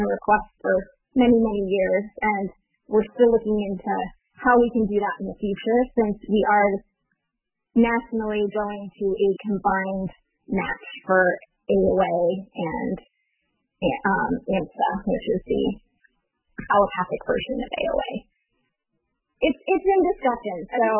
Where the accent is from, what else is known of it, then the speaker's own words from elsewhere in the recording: San Francisco Bay Area, Northern California, United States; also born or lived in Hawaii; I grew up in California, Northern California, in the San Francisco Bay Area